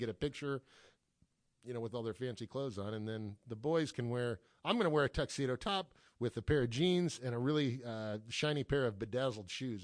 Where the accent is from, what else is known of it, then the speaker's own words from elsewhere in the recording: Los Angeles, California, United States; I grew up here in Los Angeles area